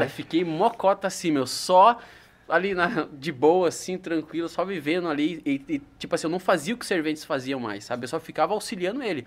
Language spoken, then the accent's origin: Portuguese; São Miguel Arcanjo, São Paulo, Brazil; moved away; eu vim de São Miguel Arcanjo, uma cidade que é o interior do interior, é a capital da uva